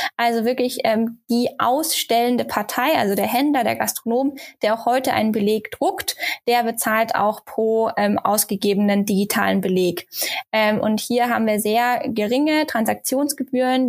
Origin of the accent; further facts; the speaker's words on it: Germany; Bei uns in Deutschland